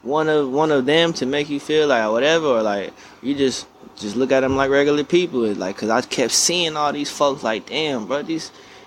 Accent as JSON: {"language": "English", "region": "North Carolina", "country": "United States", "also_born_or_lived": "Fayetteville, North Carolina", "moved": "yes", "lives_now": "California, United States", "said": "I'm from North Carolina."}